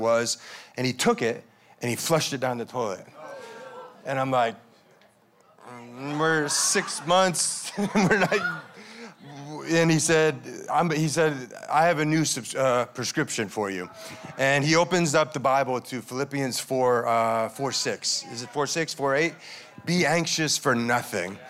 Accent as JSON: {"language": "English", "region": "Connecticut", "country": "United States", "tie": "born or raised there", "moved": "as an adult", "said": "my hometown in Connecticut"}